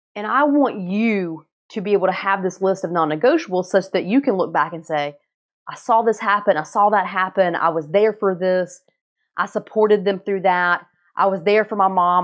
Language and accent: English; North Carolina, United States; moved away; I grew up in North Carolina